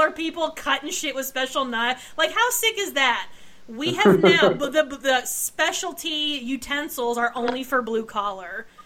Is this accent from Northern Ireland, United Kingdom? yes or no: no; Scotland, United Kingdom; but I'm Scottish, so the wee folk are the little green folk that frolic around the Shire